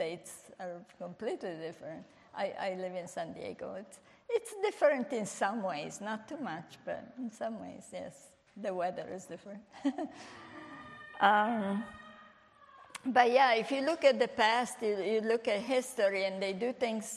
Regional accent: Italy; English is a second language; moved away; I was born in Italy

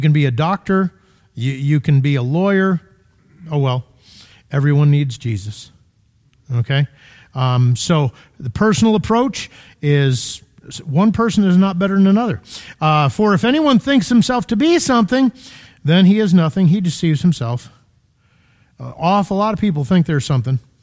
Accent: Connecticut, United States; now in Illinois, United States; I'm from Connecticut, Florida

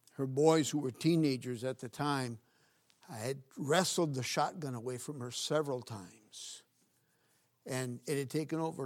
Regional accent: Northeast Region, Brazil; now in United States; Growing up in Brazil, I was, in the northeast part of Brazil

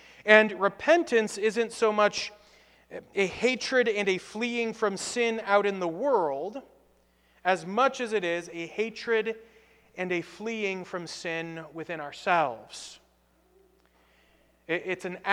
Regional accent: United States; As American Christians

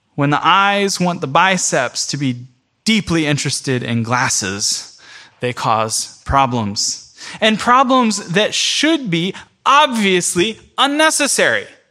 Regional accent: Central Florida, United States; now in New York, United States; I'm from Central Florida

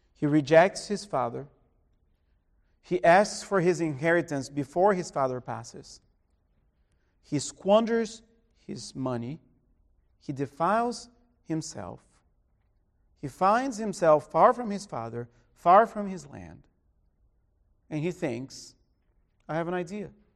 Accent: Brazil; moved away; my hometown in Brazil

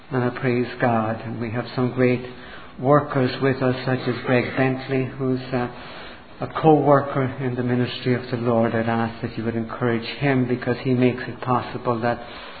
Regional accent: Dublin, Leinster, Ireland; I grew up Irish in Dublin, Ireland, in a very devout Catholic family

